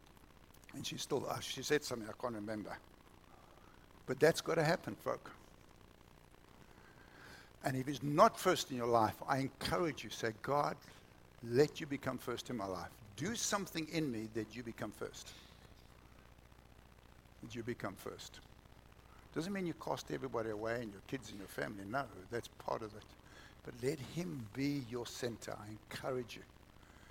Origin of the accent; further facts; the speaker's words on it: South Africa; moved away; We didn't even have TV when I was growing up in South Africa